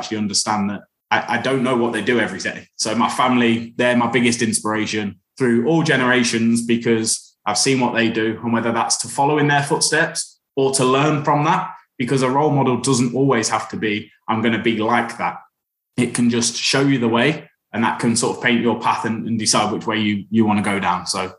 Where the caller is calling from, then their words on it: Leicestershire, East Midlands, United Kingdom; I'm calling from Leicestershire in the East Midlands.